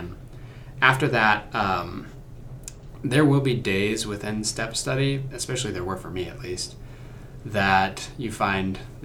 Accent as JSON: {"language": "English", "region": "Oklahoma", "country": "United States", "said": "I'm from Oklahoma."}